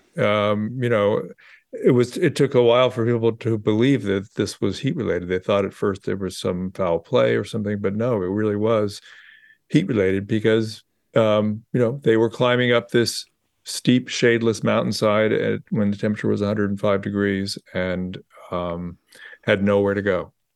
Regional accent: Bay Area, California, United States; moved away; also born or lived in New York; I grew up in the Bay Area

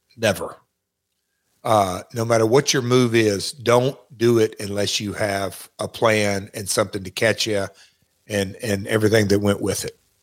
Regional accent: Nashville, Tennessee, United States; accent: Southern; also born or lived in Memphis; I'm from Nashville

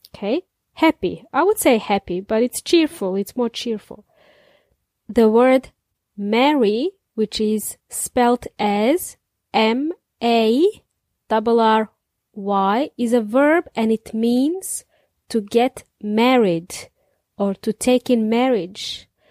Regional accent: Serbia; now in New Zealand; In Serbia, we celebrated it in the snow. con nieve. As kids, I remember we played in the snow

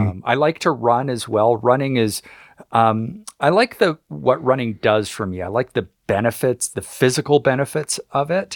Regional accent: Canada; I'm Canadian

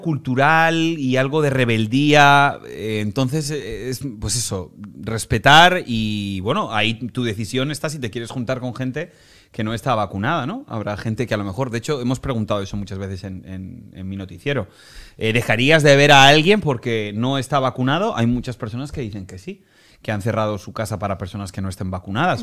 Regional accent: Spain; moved away as an adult; now in Miami, United States; en mi país, en España

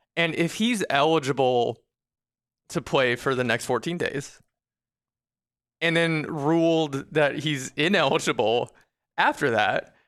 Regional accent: Arizona, United States; I'm from, I'm from Arizona

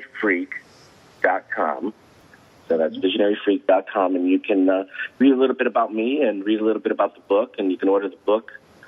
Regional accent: Italy; not because I'm from Italy.

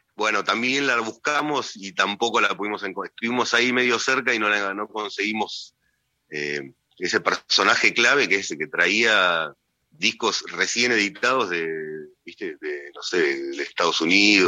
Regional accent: Hurlingham, Buenos Aires Province, Argentina; Yo soy de Burlingame

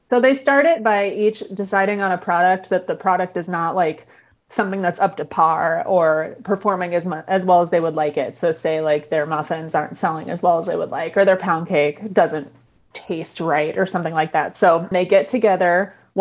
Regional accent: Chicago, Illinois, United States; I'm from Chicago

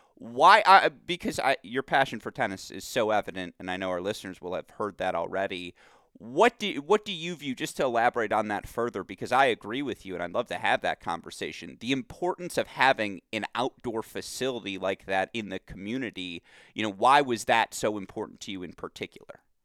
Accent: Bloomfield Hills, Michigan, United States; moved away; my hometown. My parents live ten minutes from Cranbrook

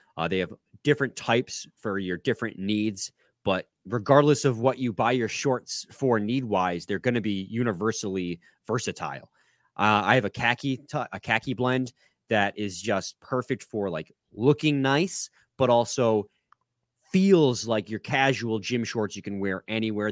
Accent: United States; being an American

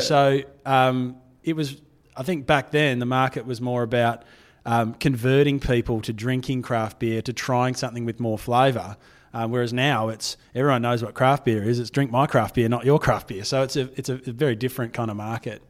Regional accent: Fremantle, Western Australia, Australia; I'm born and bred in Fremantle. Um, it's, it's my hometown

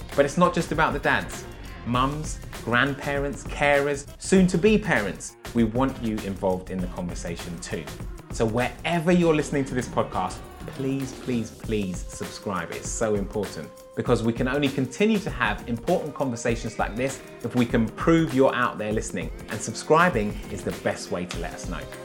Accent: Enfield, London, United Kingdom; I grew up in Enfield, dude, a different side of Enfield

